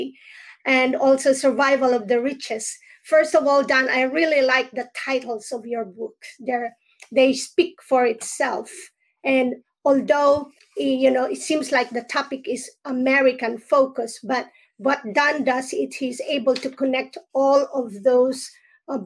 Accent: Philippines; now in New Jersey, United States; I am from the Philippines, but I am right here in New Jersey

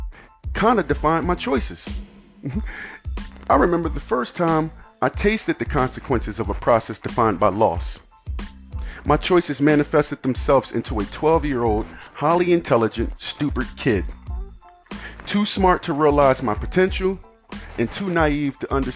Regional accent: United States; I'm an American kid

